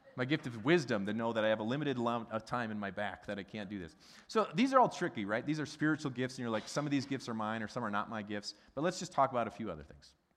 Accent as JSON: {"language": "English", "region": "Midwest", "country": "United States", "said": "a Midwesterner who's got a German background"}